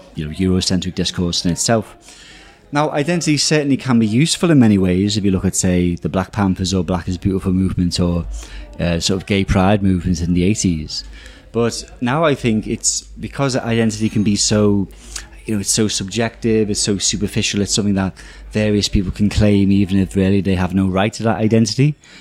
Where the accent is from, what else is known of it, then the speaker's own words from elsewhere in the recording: Liverpool, North West England, United Kingdom; I'm from Liverpool